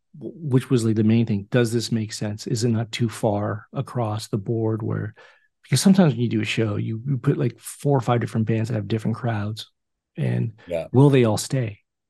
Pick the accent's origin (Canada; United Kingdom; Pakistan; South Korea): Canada; Oshawa, Ontario; I need you to be the cheerleader that I've known for 29 years since the early days of us growing up in Oshawa.